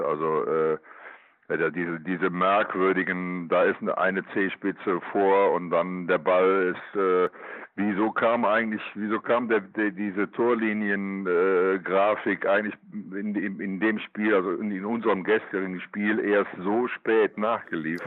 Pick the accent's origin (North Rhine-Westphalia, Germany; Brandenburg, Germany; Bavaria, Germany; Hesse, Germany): North Rhine-Westphalia, Germany; Cologne; born or raised there